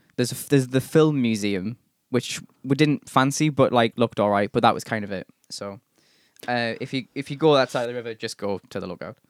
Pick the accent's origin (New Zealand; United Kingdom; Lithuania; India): United Kingdom; England; being English